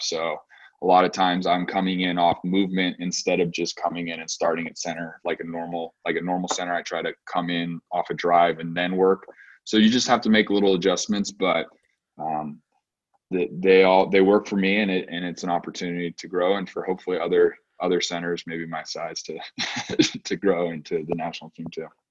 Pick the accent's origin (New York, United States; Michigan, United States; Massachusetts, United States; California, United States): California, United States; Loomis; also born or lived in Stockton; growing up in the U.S.